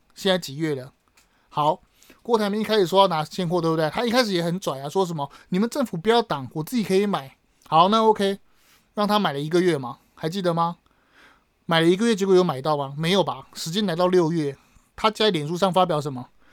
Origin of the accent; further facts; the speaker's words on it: Taiwan; 我们台湾开始疫情嘛